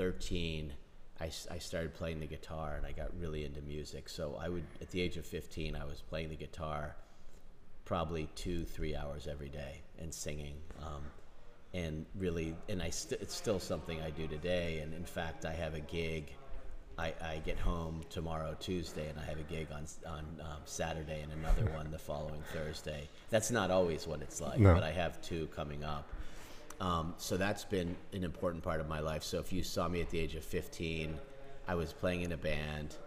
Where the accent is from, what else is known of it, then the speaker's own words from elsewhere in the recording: Philadelphia, Pennsylvania, United States; I grew up on the east coast of the United States in Philadelphia, which is a big... I was not in Philadelphia. I was in the suburbs of Philadelphia